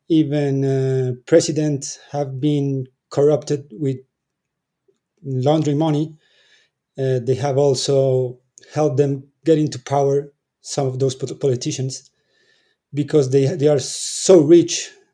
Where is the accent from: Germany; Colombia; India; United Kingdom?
Colombia; I'm from Colombia. I live in Colombia. I'm almost 40.